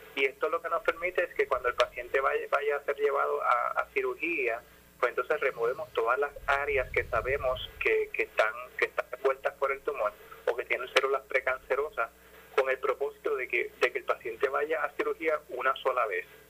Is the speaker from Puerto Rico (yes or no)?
yes; Ponce, Puerto Rico; moved away as an adult; also born or lived in United States; yo soy, yo soy de Ponce, nací en Ponce, viví en Jardines del Caribe